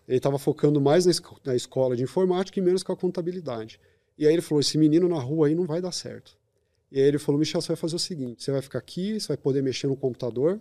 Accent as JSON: {"language": "Portuguese", "town": "São Bernardo do Campo", "region": "São Paulo", "country": "Brazil", "tie": "born or raised there", "also_born_or_lived": "Curitiba", "said": "eu sou de São Bernardo do Campo, a maior pista de skate da América Latina está ali"}